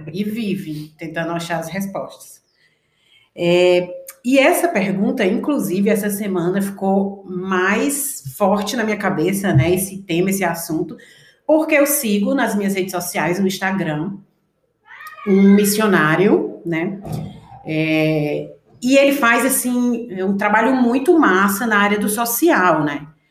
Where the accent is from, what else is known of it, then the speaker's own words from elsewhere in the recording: Ceará, Brazil; moved away; vim do Ceará, cresci numa igreja